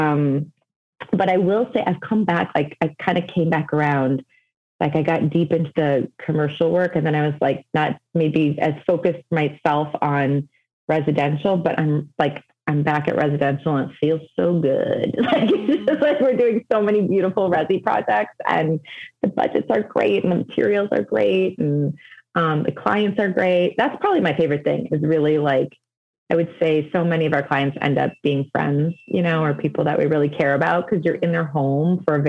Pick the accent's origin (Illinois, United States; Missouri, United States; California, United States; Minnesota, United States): Illinois, United States; Evanston; I'm born and raised in Evanston, which is a suburb, just north of Chicago